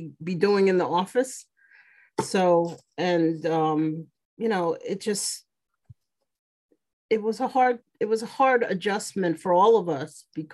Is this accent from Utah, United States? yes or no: no; New York City, New York, United States; I actually grew up in this house